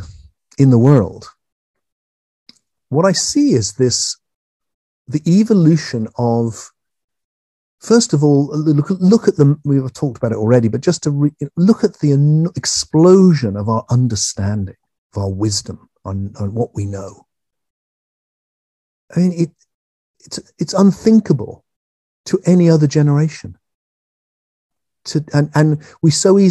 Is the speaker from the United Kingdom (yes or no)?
yes; England, United Kingdom; I'm English